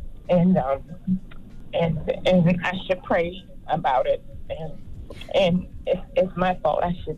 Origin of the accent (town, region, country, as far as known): Louisiana, United States; now in Texas, United States